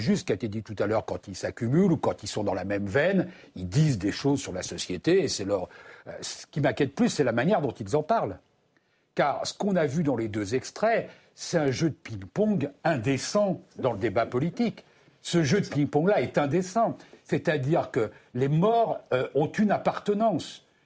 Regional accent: France; chez nous en France

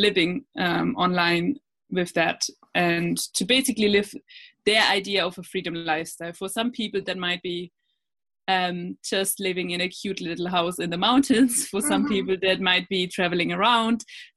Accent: Germany; moved away as an adult; also born or lived in Australia; I'm originally from Germany

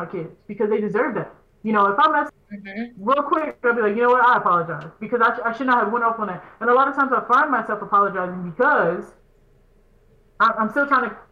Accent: Texas, United States; moved away; I'm from, originally from Texas

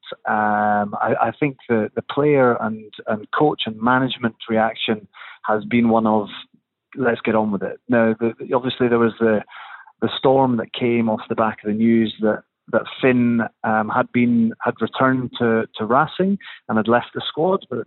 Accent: Scotland, United Kingdom; as a Scottish person

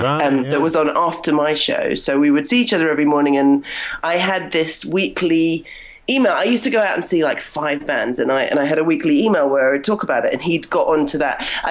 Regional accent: United Kingdom; moved away as an adult; now in Toronto, Canada; I'm British

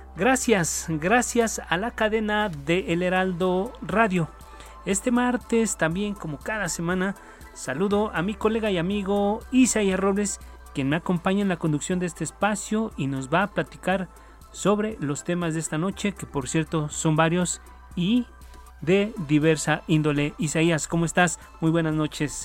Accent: Mexico; nosotros como mexicanos

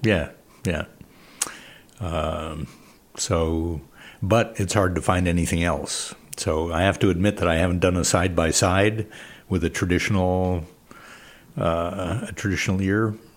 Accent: Illinois, United States; moved away; I grew up in Illinois, great corn in Illinois

